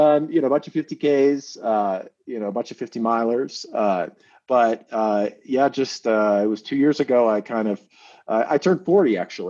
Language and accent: English; Minneapolis–Saint Paul, Minnesota, United States; also born or lived in Bay Area, California; now in Incline Village, United States; I grew up in Minnesota, which will be relevant to our conversation. Grew up in the Twin Cities.